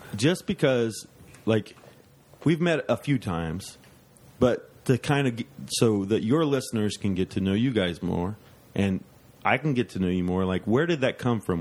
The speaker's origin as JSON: {"language": "English", "town": "Dayton", "region": "Ohio", "country": "United States", "tie": "born or raised there", "said": "I grew up in East Dayton, Ohio, and uh, it was a poor neighborhood"}